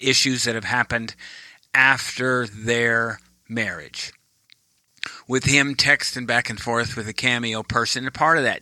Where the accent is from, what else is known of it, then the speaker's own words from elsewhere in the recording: United States; I was born in America.